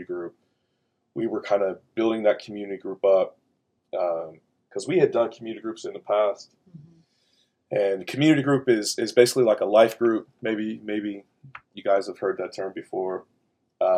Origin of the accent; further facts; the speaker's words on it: the South, United States; moved away; I'm from the South